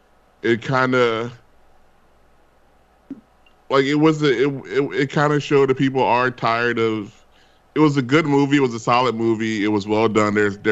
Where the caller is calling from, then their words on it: Glendale, California, United States; I'm calling from Glendale, California